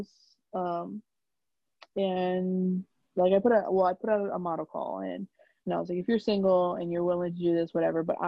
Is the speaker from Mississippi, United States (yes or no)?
no; New York, United States; I'm from New York